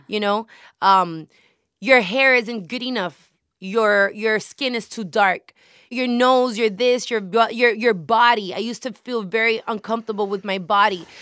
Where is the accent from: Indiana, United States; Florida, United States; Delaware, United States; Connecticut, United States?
Florida, United States; Hialeah; I was born and raised in Miami.